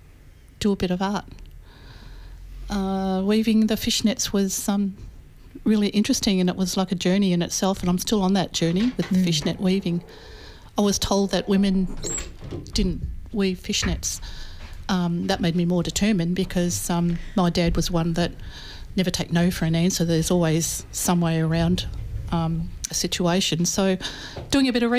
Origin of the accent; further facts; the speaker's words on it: Swan Hill, Victoria, Australia; I was born at Swan Hill in northern Victoria, on the veranda of the Swan Hill Hospital, like many of my siblings